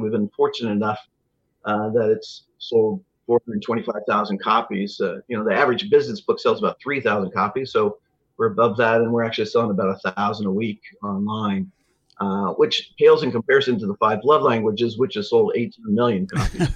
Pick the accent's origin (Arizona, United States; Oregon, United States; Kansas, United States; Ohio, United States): Kansas, United States; Lawrence; moved away as an adult; also born or lived in Chicago / Phoenix / Atlanta; now in Wichita, United States; I grew up in Lawrence, outside Kansas City